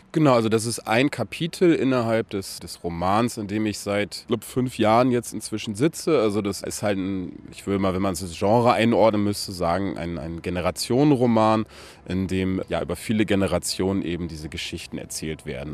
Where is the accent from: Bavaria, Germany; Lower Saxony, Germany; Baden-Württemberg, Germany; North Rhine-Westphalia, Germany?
Lower Saxony, Germany; Aurich; moved away; also born or lived in Emden; in Emden geboren, in Aurich aber aufgewachsen